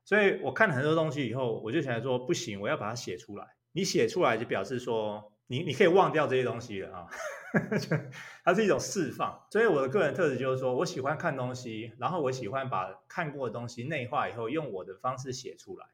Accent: Taiwan; also born or lived in Taipei; now in Taichung, Taiwan; 我那时候在国外念大学，回到台湾

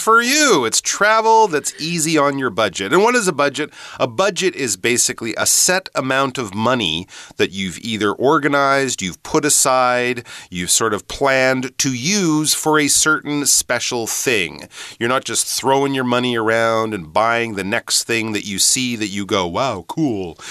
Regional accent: Canada; moved away; also born or lived in United Kingdom; I'm from Canada

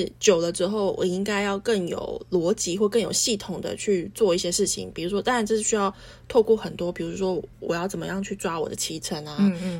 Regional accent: Taichung, Taiwan; 假设我，我是台中人，我就有我的国小同学，因为他们都回来了。

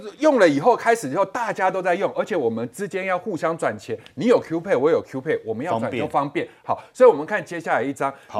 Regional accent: Indonesia; now in Taiwan; 然后我现在早上我这个地方去汇，我的老家两个小时之后就可以在印尼把钱拿出来了。

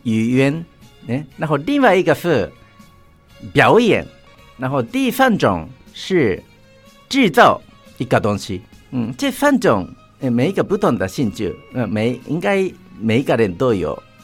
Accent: Chofu, Tokyo, Japan; Chinese is a second language; moved away as an adult; now in Tainan, Taiwan; 我的故乡是东京的，有一个城市嗯。叫做调布市

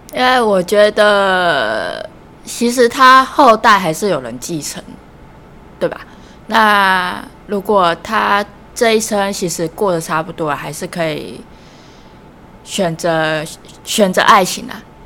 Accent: Taichung, Taiwan; 那我来自台中

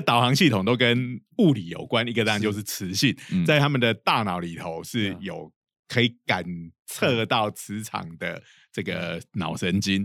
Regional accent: Changhua County, Taiwan; 我老家在彰化，哈，我们家附近就有一家很有名的

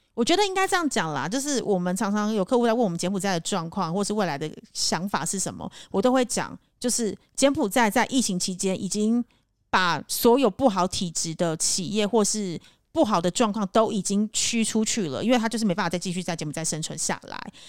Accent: Taipei, Taiwan; now in Cambodia; 我自己是身为台北人

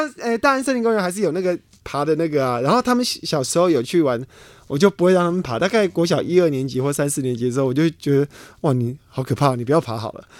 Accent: Hsinchu, Taiwan; now in Taipei, Taiwan; 我其实我因为我也是从新竹到台北，所以其实还是会还是会有一点这样子的感觉

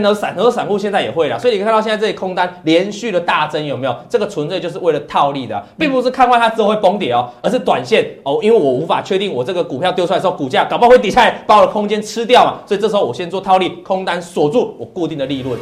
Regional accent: Taiwan; 我们台湾话

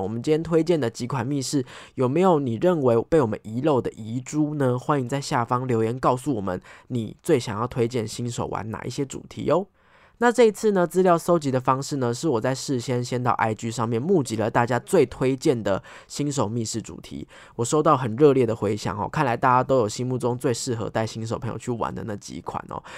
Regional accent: Taipei, Taiwan; 因为我是台北人，我们都住在台北嘛

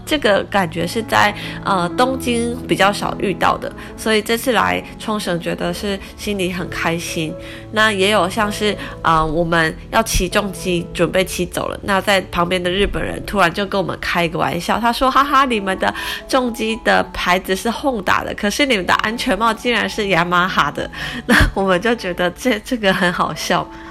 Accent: Taiwan; 他就猜到我们是台湾来的

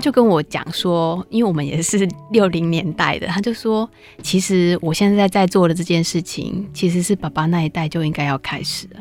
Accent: Taiwan; 其实我们就是台湾

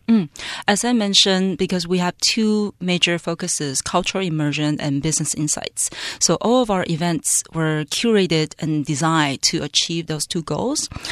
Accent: Taiwan; moved away as an adult; also born or lived in Canada / Hong Kong / Silicon Valley, United States; born and raised in Taiwan

